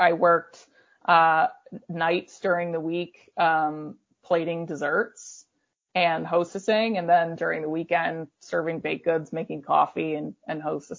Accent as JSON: {"language": "English", "town": "Waterbury", "region": "Vermont", "country": "United States", "tie": "born or raised there", "also_born_or_lived": "Long Island, New York", "said": "And then we moved to Waterbury when I was almost 5 from Long Island."}